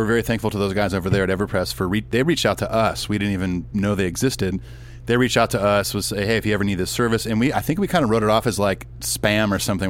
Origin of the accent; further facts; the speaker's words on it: Southern California, United States; being from Southern California